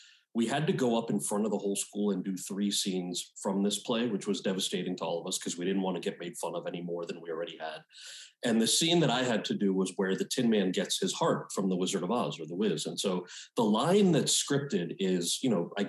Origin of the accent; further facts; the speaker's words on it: United States; I grew up outside of New York City